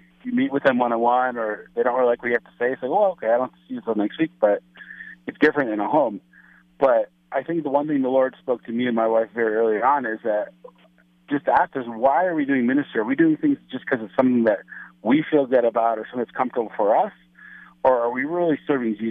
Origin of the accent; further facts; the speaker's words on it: Cleveland, Ohio, United States; moved away as an adult; now in Kharkiv, Ukraine; I'm from Cleveland, Ohio originally, but I've been a missionary in Ukraine for 13 years